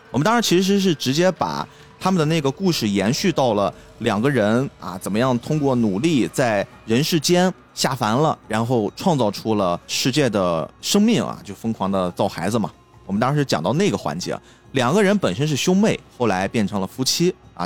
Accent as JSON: {"language": "Chinese", "country": "China", "said": "我们中国人的记忆里面其实也有几次非常大的、非常威胁很多很多人生命的灾难性地震，比如说唐山大地震，比如说零八年的汶川地震"}